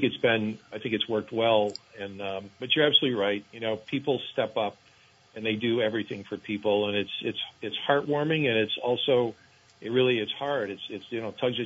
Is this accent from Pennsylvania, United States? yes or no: no; Vermont, United States; a person born and raised in Vermont